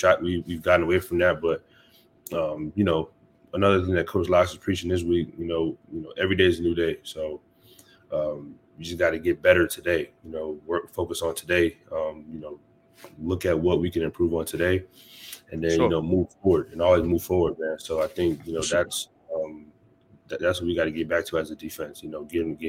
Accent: Florida, United States; moved away as an adult; now in Maryland, United States; I'm from Florida

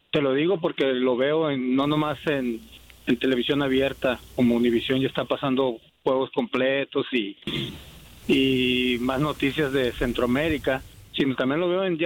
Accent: Mexico; now in Phoenix, United States; aquí en Phoenix yo vivo en una comunidad muy grande, uh, Guatemala, hay muchísima gente de ahí. Yo soy mexicano

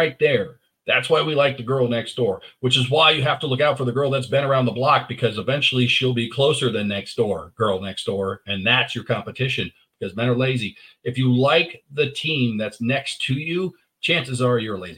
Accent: San Jose, California, United States; I'm from San Jose, California

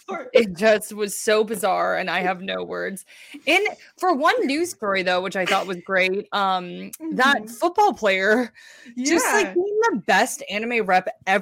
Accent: Colorado, United States; And I'm from Colorado

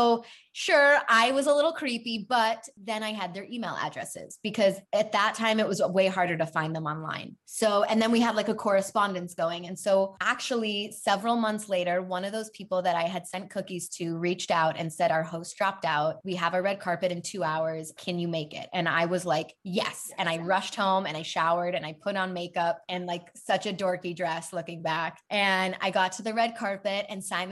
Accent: Chicago, Illinois, United States; moved away as an adult; also born or lived in Madison, Wisconsin; now in Los Angeles, United States; So I grew up in Chicago, born and raised, very proud Chicagoan

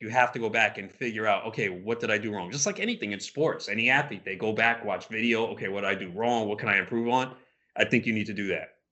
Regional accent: New York, United States; We're both from New York

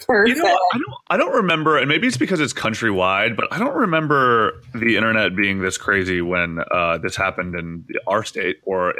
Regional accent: Canada; I only have a Canadian passport, which kind of weirds me out.

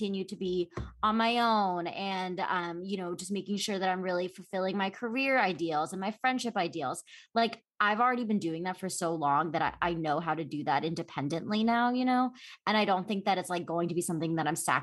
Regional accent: Philadelphia, Pennsylvania, United States; moved away as an adult; also born or lived in New York, United States; now in Los Angeles, United States; I grew up in Philadelphia. I'm from the East Coast

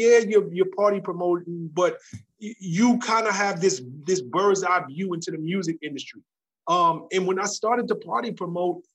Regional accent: New York City, New York, United States; I come from the South Bronx, New York

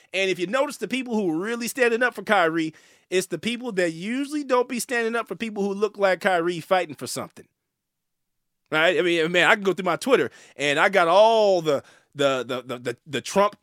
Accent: the Bay Area, California, United States; Dame Lillard is from the Bay. That's my hometown.

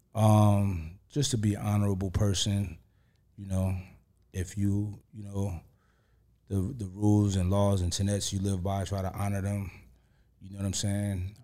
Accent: New York, United States; I'm from New York

